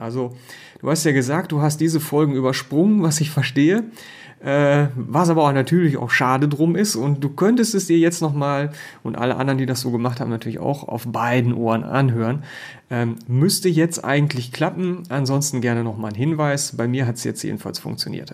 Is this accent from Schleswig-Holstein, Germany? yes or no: no; North Rhine-Westphalia, Germany; als Ostwestfale